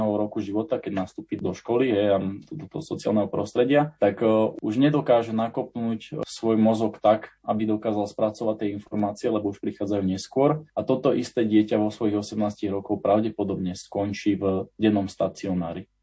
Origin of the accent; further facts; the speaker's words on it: Slovakia; prvý Slovák